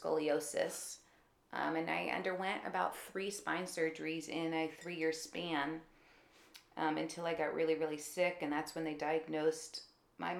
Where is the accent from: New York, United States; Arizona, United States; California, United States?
California, United States; Fair Oaks; I grew up in Fair Oaks, California, which is north of Sacramento